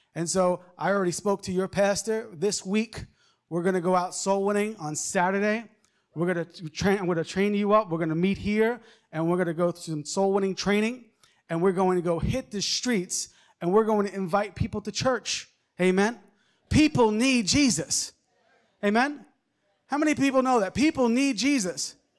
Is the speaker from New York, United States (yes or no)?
yes; Long Island, New York, United States; moved away; I, I grew up in Long Island, New York.